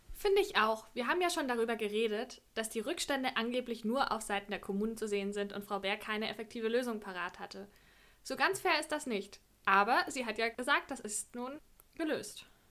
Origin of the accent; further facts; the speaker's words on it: Lower Franconia, Bavaria, Germany; moved away as an adult; also born or lived in Netherlands; ich komme aus einem kleinen Dorf in Unterfranken